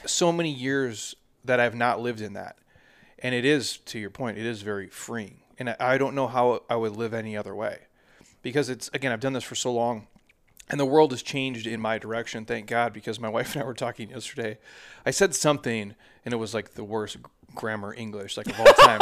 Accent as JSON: {"language": "English", "region": "Minnesota", "country": "United States", "said": "I'm from Minnesota"}